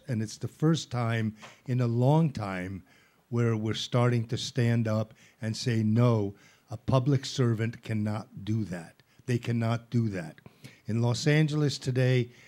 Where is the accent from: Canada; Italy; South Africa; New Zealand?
Italy; moved away; also born or lived in Netherlands; I grew up in Italy when prostitution was actually legal